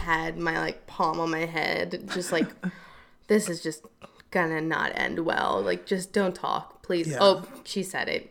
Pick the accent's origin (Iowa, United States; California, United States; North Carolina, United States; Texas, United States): North Carolina, United States; Charlotte; now in Los Angeles, United States; I'm originally from Charlotte, North Carolina